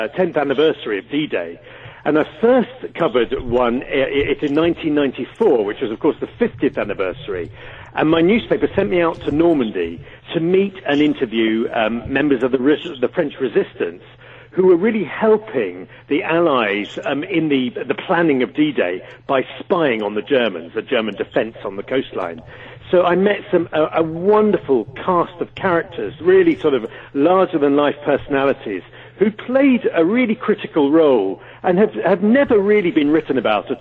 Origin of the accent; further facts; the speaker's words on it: United Kingdom; for a lot of us Brits